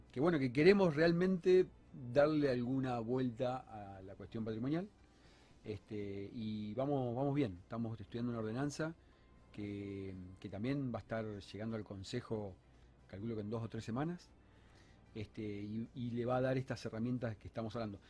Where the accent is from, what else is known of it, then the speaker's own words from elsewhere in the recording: Entre Ríos, Argentina; now in Rosario, Argentina; no soy rosarino de, nacimiento, sino que soy por adopción, de Entre Ríos. Este, vine en el 91